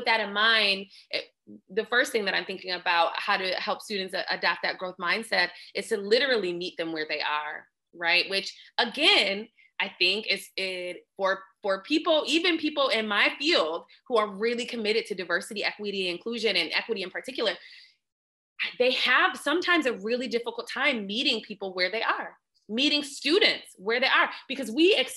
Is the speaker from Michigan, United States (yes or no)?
yes; Lansing, Michigan, United States; I'm from Lansing